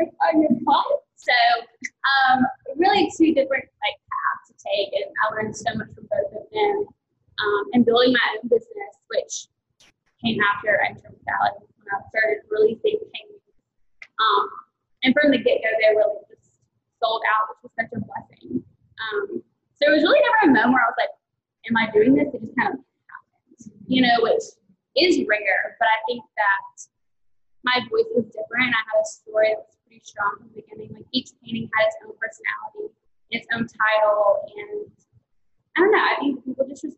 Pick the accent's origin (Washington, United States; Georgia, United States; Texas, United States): Georgia, United States; Taylorsville; also born or lived in Rome, Georgia / Charleston / Athens, Georgia; now in Atlanta, United States; Really, Taylorsville